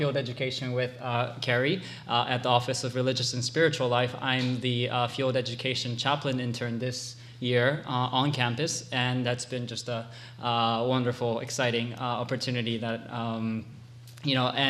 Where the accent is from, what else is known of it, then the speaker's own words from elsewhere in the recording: Hawaii, United States; moved away as an adult; also born or lived in Japan; I'm originally from Japan, but I grew up in Hawaii